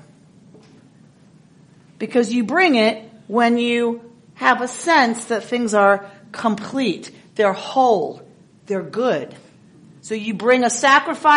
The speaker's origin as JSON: {"language": "English", "region": "the South", "country": "United States", "said": "I'm from the South"}